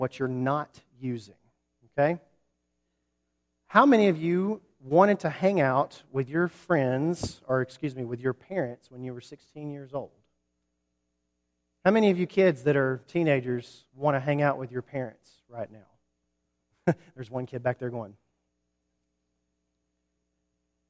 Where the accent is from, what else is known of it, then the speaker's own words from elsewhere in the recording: Huntsville, Alabama, United States; also born or lived in New Market, Alabama; I grew up in Huntsville, Alabama